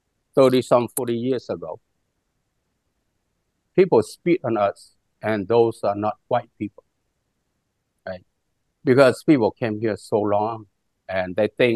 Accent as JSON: {"language": "English", "country": "Vietnam", "tie": "born or raised there", "second_language": "English", "moved": "yes", "lives_now": "United States", "said": "I'm always Vietnamese, even though my father is Chinese, but I still am Vietnamese because I was born in Vietnam"}